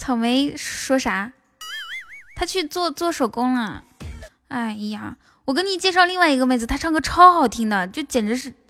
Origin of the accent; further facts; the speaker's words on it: Inner Mongolia, China; 我们内蒙古也有民歌的呀。